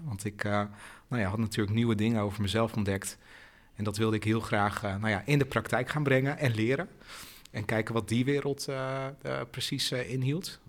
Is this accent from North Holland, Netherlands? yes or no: yes; Haarlem, North Holland, Netherlands; now in Rotterdam, Netherlands; ik ben in Haarlem geboren.